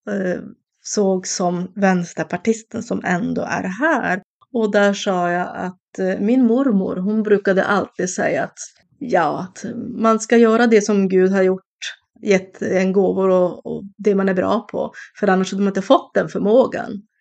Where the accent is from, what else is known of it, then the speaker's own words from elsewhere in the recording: Norrbotten County, Sweden; även att vara Tornedaling är någonting som jag är väldigt stolt över att få vara.